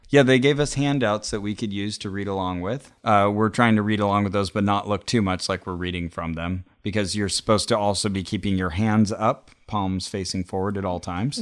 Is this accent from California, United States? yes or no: yes; Santa Cruz, California, United States; my hometown, Santa Cruz